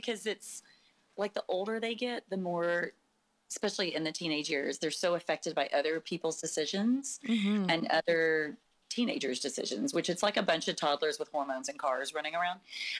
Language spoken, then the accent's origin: English; San Angelo, Texas, United States; moved away as an adult; When I moved to Houston, I moved from West Texas, not very big town, San Angelo, Texas, to Houston, you know, with 8 million people.